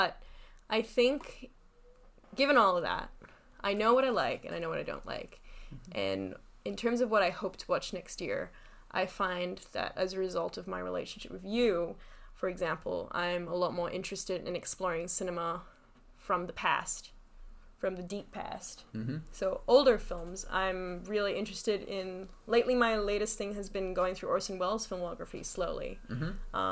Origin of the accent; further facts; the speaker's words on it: Singapore; moved away; I'm originally from Singapore. And I'm half Taiwanese